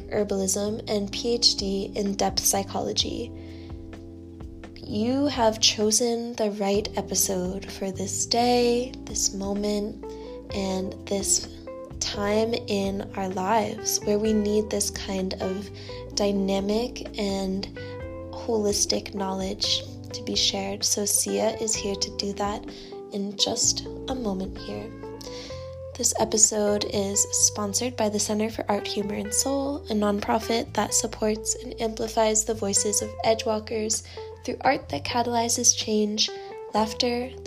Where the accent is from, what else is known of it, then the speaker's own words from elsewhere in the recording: Norfolk, Virginia, United States; Norfolk, Virginia, my hometown